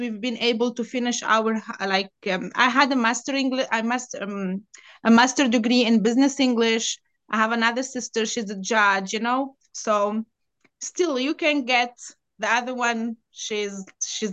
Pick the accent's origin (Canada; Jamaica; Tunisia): Tunisia; Tunis, Tunis Governorate; English is a second language; also born or lived in Lebanon / Dubai, United Arab Emirates; now in Bay Area, United States; I'm Tunisian. I'm from Tunis.